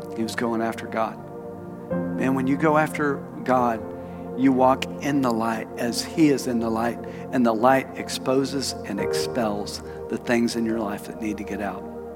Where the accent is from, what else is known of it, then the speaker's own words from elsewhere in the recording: Tulsa, Oklahoma, United States; moved away as an adult; also born or lived in Phoenix, Arizona; I moved from Tulsa to Phoenix Arizona